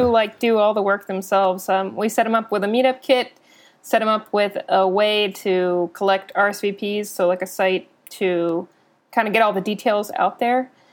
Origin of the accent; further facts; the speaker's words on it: North Carolina, United States; also born or lived in Philadelphia; now in Austin, United States; I'm originally from North Carolina. Um, I also lived in Philadelphia for a time, and then I moved to Austin three years ago